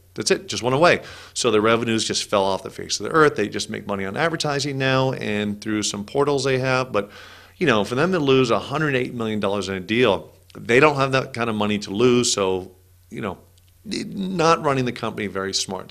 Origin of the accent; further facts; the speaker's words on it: California, United States; I grew up in California